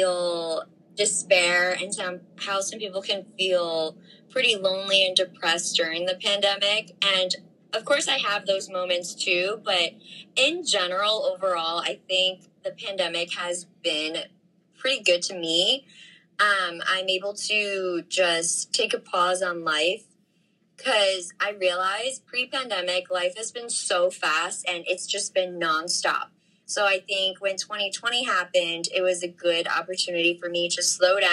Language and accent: English; New York City, New York, United States; I'm from Ridgewood, Queens, New York